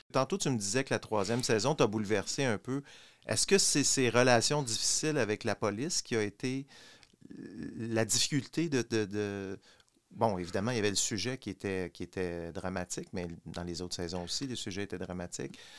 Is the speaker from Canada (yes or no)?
yes; Quebec, Canada; j'ai grandi au Québec pendant ces années-là